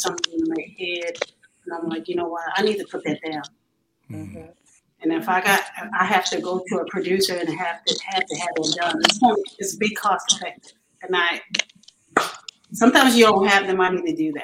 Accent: Baltimore, Maryland, United States; I'm actually from Baltimore, Maryland

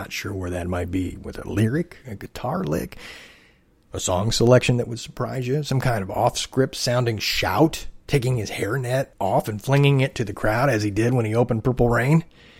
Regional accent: Midwest, United States; also born or lived in Michigan / Illinois / Indiana; here in the Midwest, where I grew up, in Michigan, Illinois, Indiana.

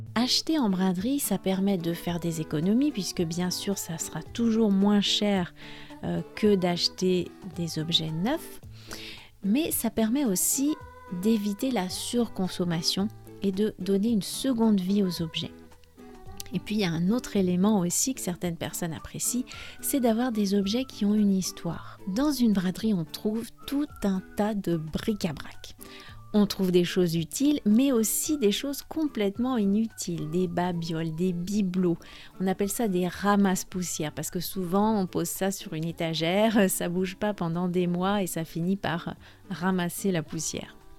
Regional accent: France; je suis française

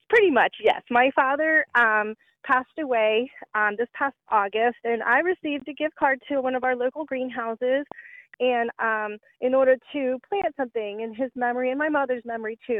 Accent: Warner Robins, Georgia, United States; now in Indiana, United States; I'm originally from Georgia. I was born in Warner Robins

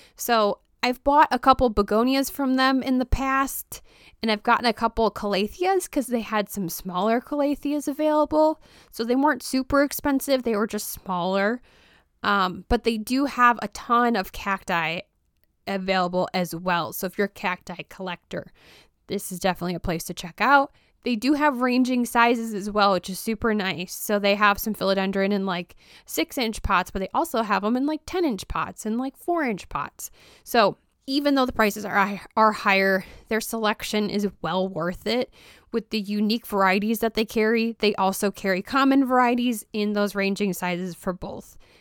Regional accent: Roscoe, Illinois, United States; moved away; I am originally from Roscoe, Illinois

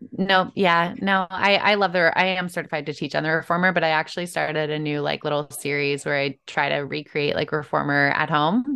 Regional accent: Chicago, Illinois, United States; I'm from Chicago originally

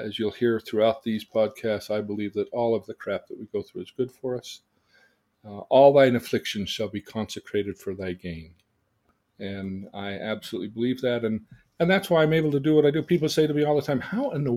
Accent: Davis County, Utah, United States; also born or lived in Salt Lake City, Utah; I was born in Salt Lake City, Utah, and lived there till I was 8, and my mother died. And when my father remarried, we moved to Davis

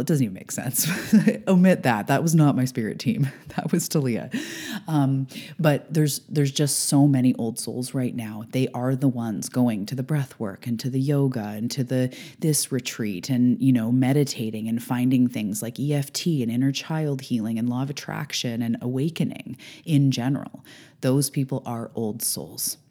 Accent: Canada; I'm a Canadian

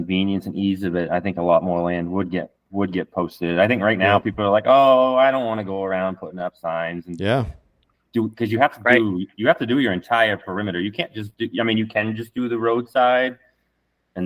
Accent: Southern Maine, United States; I grew up in Southern Maine

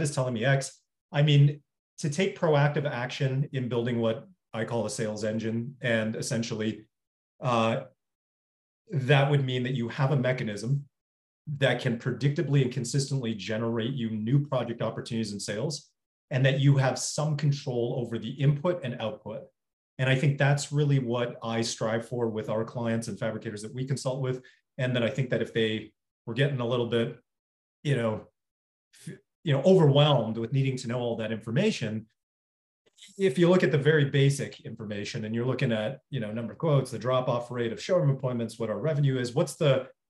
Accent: Toronto, Ontario, Canada; moved away as an adult; also born or lived in New York; born and raised in Toronto. Spent most of my life there and then moved to New York for 7 years.

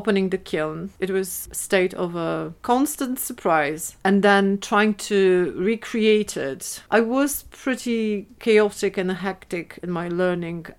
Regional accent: Szczecin, West Pomeranian Voivodeship, Poland; English is a second language; moved away as an adult; now in Edinburgh, United Kingdom; in Szczecin, in my hometown.

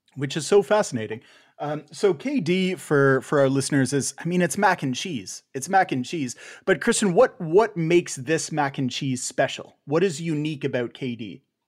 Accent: Canada; also born or lived in San Diego, United States; now in Buffalo, United States

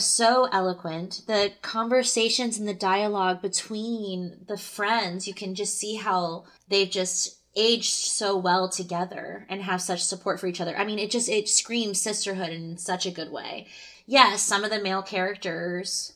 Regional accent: the Bay Area, California, United States; growing up in the Bay

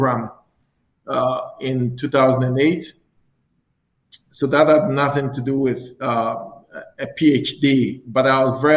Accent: Koforidua, Eastern Region, Ghana; moved away as an adult; now in Edmonton, Canada; I was born in Ghana, the Eastern Regional Capital, a city called Koforidua. So I'm the only son of my mom. I've got four sisters, and we all grew up in Koforidua

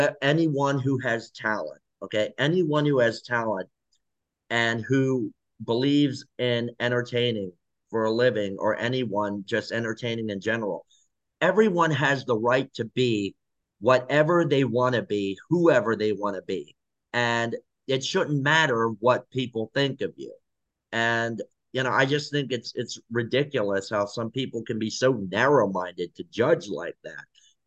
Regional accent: South Korea; Yes. So I'm from South Korea.

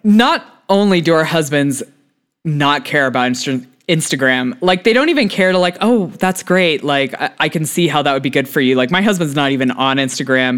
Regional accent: United States; also born or lived in United Kingdom; as a American who lived in Britain

